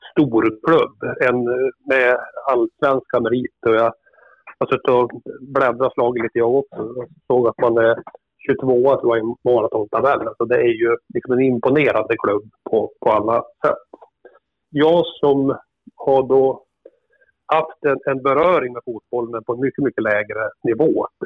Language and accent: Swedish; Kramfors, Västernorrland County, Sweden; Är bosatt i Kramfors för tillfället. Där har jag bott i stort sett hela mitt liv, även om jag har jobbat både här och i Stockholm de sista tio åren.